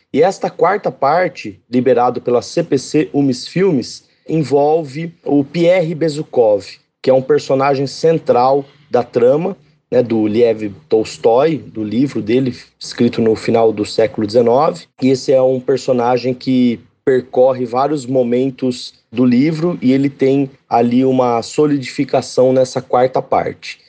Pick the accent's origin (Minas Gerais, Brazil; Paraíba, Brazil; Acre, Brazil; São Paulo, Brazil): São Paulo, Brazil; Catanduva; na cidade onde eu nasci e eu moro, que é Catanduva, interior de São Paulo